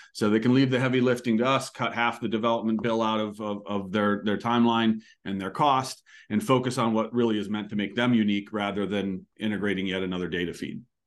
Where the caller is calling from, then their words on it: Annapolis, Maryland, United States; I'm calling from Annapolis, Maryland